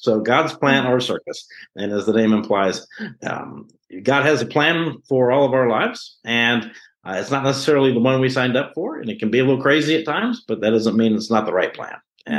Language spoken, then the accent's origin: English; Memphis, Tennessee, United States; moved away as an adult; also born or lived in St. Louis, Missouri; now in Texas, United States; I was born and raised in Memphis, Tennessee.